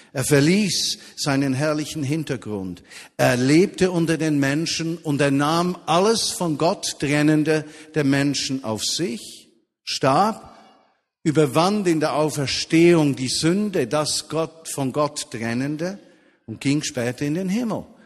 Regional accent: Switzerland; bei uns in der Schweiz

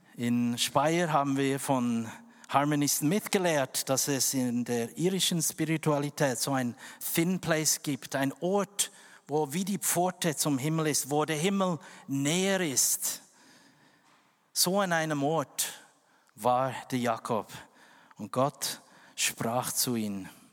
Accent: West Papua, Indonesia; German is a second language; now in Switzerland; dort, wo ich geboren bin, West Papua

